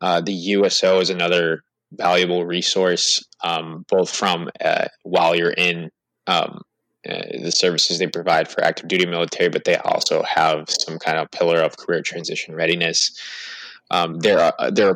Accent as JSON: {"language": "English", "region": "New York", "country": "United States", "moved": "yes", "said": "I'm originally from New York"}